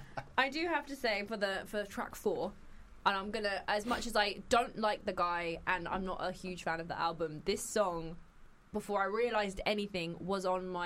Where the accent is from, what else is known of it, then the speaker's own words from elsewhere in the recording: London, United Kingdom; I'm from Peckham, mate.